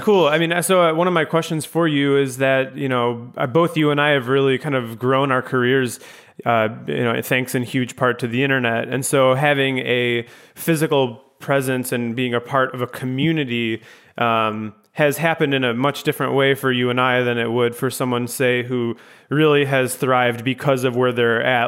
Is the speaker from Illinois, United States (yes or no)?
yes; Chicago, Illinois, United States; moved away as an adult; also born or lived in Grand Rapids, Michigan; growing up in the Chicago suburbs